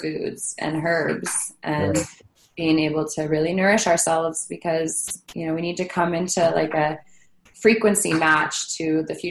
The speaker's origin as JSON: {"language": "English", "region": "Hawaii", "country": "United States", "moved": "yes", "lives_now": "California, United States", "said": "I'm from Hawaii, I live in California."}